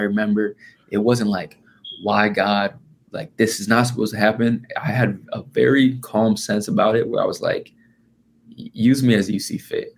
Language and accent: English; Indiana, United States; I'm from Indiana.